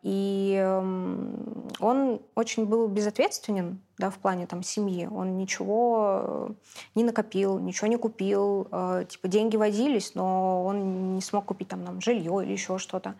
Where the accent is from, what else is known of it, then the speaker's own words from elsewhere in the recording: Saint Petersburg, Russia; я родилась, выросла в Питере